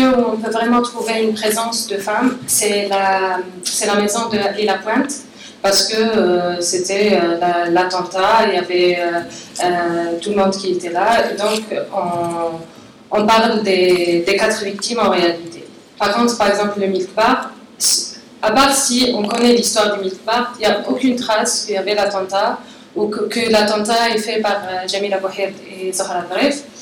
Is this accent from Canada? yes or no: no; Algeria; en tant qu'Algérienne